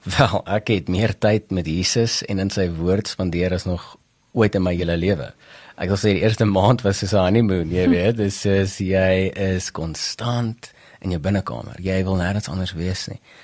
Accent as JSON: {"language": "Afrikaans", "town": "Bethal", "region": "Mpumalanga", "country": "South Africa", "tie": "born or raised there", "also_born_or_lived": "Delmas / Pretoria", "said": "ek het grootgeword maar in 'n klein dorpie met die naam Bethel"}